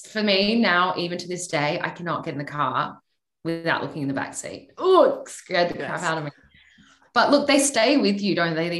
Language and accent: English; Australia; now in Los Angeles, United States; growing up in Australia